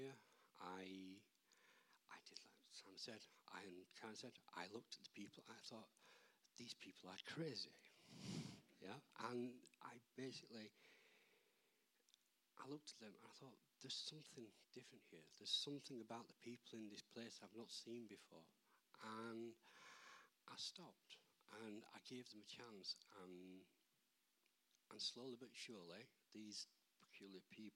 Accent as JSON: {"language": "English", "town": "Barnsley", "region": "Yorkshire and the Humber", "country": "United Kingdom", "tie": "born or raised there", "said": "I grew up in Barnsley"}